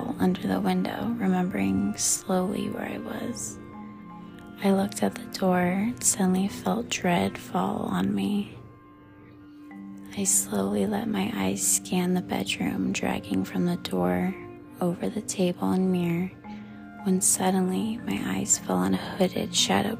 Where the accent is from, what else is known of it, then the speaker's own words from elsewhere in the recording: Colorado Springs, Colorado, United States; I grew up in South Colorado Springs, Colorado